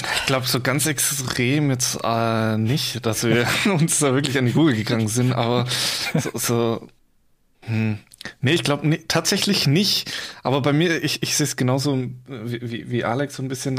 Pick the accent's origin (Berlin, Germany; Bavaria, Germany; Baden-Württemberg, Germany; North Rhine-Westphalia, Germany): Baden-Württemberg, Germany; Swabia, near Stuttgart; now in Giessen, Germany; Ich komme eigentlich aus dem Schwabenland, ja. Also ähm, in der Nähe Stuttgart, beziehungsweise in, in so einem Kaff zwischen Stuttgart, Karlsruhe